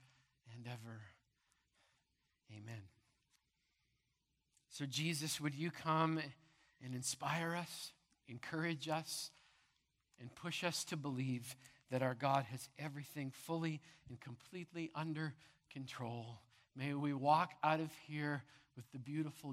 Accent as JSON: {"language": "English", "town": "Brandon", "region": "Manitoba", "country": "Canada", "tie": "born or raised there", "said": "as a little kid growing up in Madison Crescent Baptist Church in Brandon, Manitoba"}